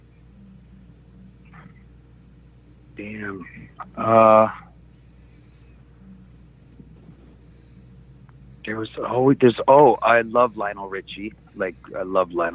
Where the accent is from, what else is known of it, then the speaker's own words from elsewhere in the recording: Canada; I'm originally from Canada